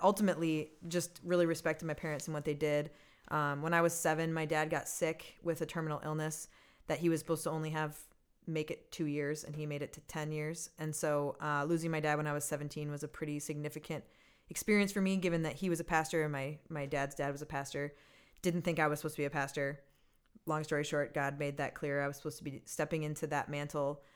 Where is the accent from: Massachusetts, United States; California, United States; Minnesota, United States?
Minnesota, United States; Minneapolis; I'm a Minnesota girl